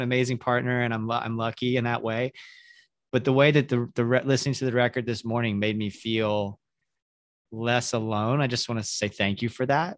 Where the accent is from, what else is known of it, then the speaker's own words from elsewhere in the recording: the South, United States; moved away; I grew up in the South in the evangelical church